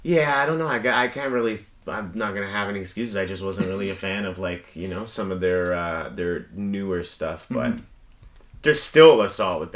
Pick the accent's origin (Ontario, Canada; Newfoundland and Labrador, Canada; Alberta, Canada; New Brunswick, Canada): Ontario, Canada; Toronto; also born or lived in British Columbia / Brampton; now in Mississauga, Canada; Yeah, I was born in Toronto. I was born in, like, I was born in East General.